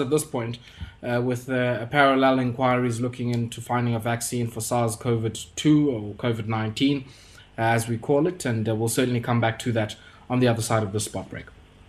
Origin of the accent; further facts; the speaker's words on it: South Africa; as somebody who has worked in this space as a South African, on our universal treatment program as a country